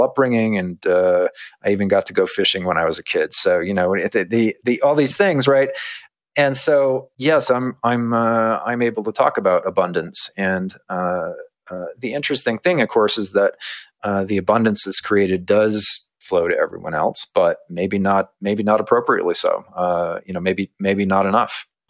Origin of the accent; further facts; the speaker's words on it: United States; I grew up in America